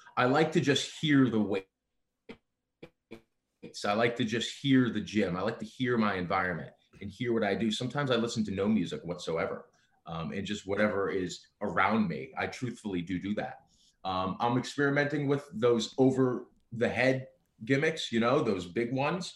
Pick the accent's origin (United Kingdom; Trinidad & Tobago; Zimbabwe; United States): United States; being American born